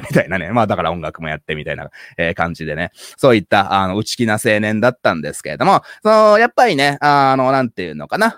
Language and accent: Japanese; Japan; first language Japanese; 僕は小さい頃から、まあ、ハーフとしてね、日本で、まあいろいろいじめられたりとかね